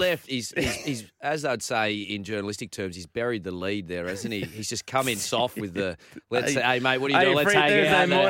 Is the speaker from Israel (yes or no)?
no; Malaysia; born there; I was born in Malaysia.